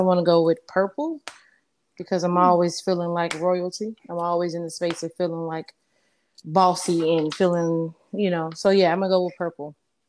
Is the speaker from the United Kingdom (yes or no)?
no; Chicago, Illinois, United States; I grew up on the west side of Chicago. And, well, a little bit of everywhere, to be honest. But I guess the bulk of my years was spent on the west side of Chicago. I grew up on the south side, suburbs, east side.